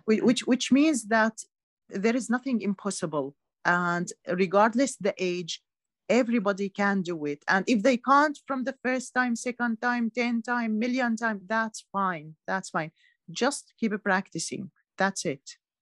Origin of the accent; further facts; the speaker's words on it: Syria; moved away as an adult; now in United Kingdom; I was born in Syria, lived yeah. all my life in Syria